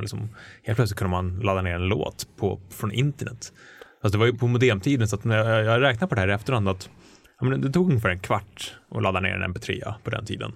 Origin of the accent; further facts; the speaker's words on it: Stockholm, Stockholm County, Sweden; Jag växte upp i Hökarängen